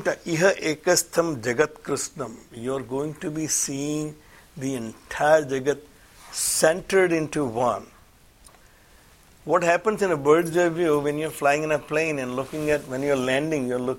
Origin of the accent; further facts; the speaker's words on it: India; I'm an Indian born in India